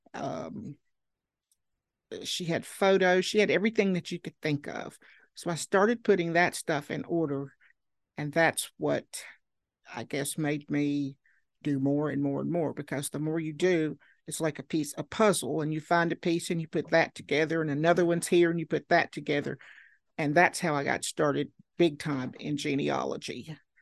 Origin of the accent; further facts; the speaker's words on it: Marion, Virginia, United States; I was born in Marion, Virginia, and, uh, went to school there